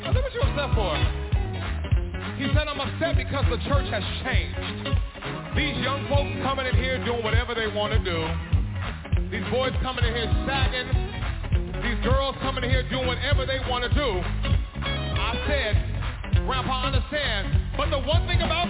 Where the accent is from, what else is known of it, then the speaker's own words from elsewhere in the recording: Bakersfield, California, United States; now in Los Angeles, United States; I'm a boy from Bakersfield, California